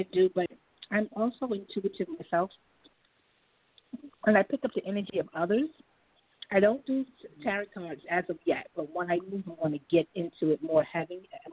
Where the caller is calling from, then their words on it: New York City, New York, United States; I am calling from Brooklyn